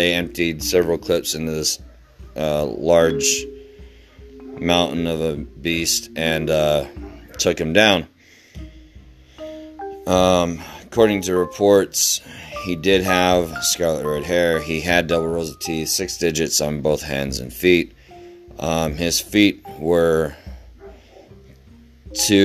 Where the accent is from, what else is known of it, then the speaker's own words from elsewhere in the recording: Utah, United States; my hometown here in the great state of Utah